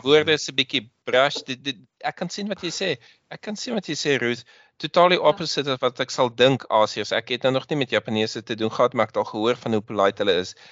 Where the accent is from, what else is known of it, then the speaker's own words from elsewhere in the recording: Western Cape, South Africa; now in Belgium; ek het in die in die Kaap groot geword